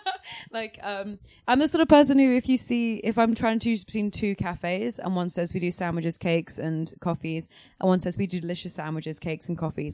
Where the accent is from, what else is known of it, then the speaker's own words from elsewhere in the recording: England, United Kingdom; I'm English.